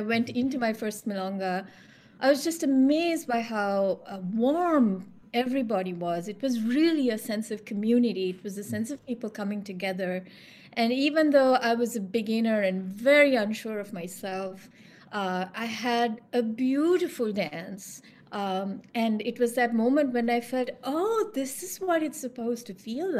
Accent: Sri Lanka; now in Toronto, Canada; I'm from Sri Lanka

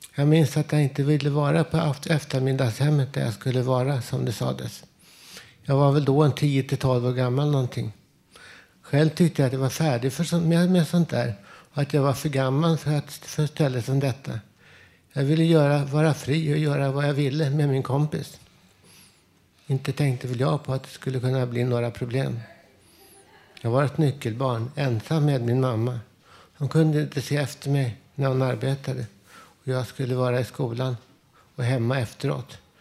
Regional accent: Stockholm, Stockholm County, Sweden; Umgänget med andra barn hemma i Vällingby

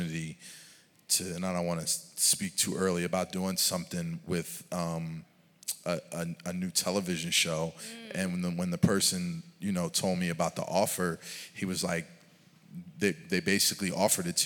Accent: Philadelphia, Pennsylvania, United States; moved away as an adult; also born or lived in Atlanta; I'm coming from the East Coast, from Philly

